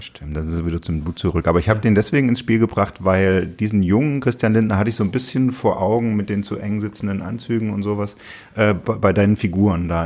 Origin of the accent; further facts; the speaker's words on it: Saxony, Germany; als Sachse